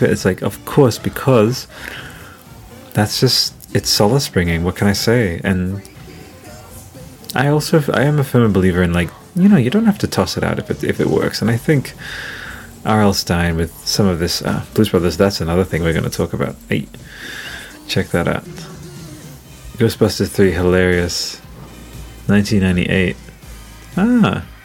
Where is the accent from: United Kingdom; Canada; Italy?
Italy; now in Australia; I remember reading that in like 2001 when we came from Italy to Australia.